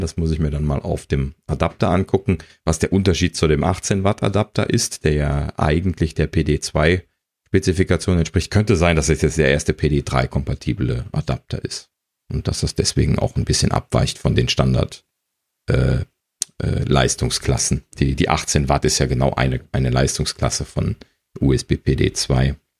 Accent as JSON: {"language": "German", "country": "Germany", "said": "als Deutscher"}